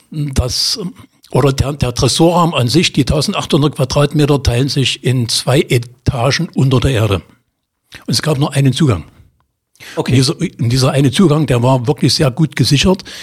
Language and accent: German; Magdeburg, Saxony-Anhalt, Germany; Also bei mir ist es mittlerweile so, ich bin Magdeburger, meine Heimat ist Magdeburg.